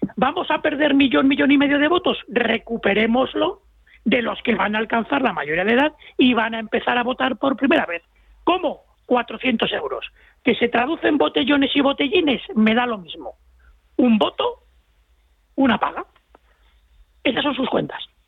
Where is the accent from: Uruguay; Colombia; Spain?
Spain; yo como español